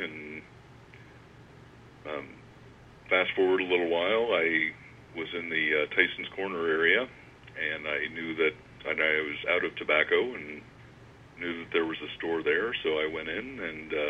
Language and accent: English; Northern Virginia, United States; I grew up in Northern Virginia